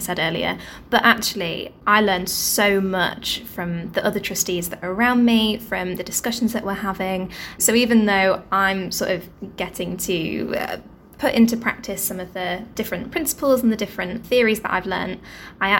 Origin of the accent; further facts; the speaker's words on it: Nottinghamshire, East Midlands, United Kingdom; home is Nottinghamshire as well. I grew up in Nottinghamshire.